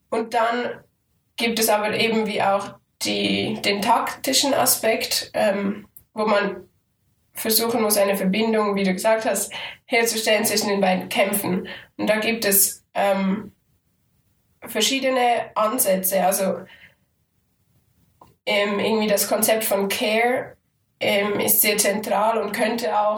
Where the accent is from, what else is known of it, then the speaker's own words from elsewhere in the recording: Aargau, Switzerland; Und ich als Aargauerin, die aber in Zürich studiere, bin also ein bisschen zwischen den Stühlen manchmal.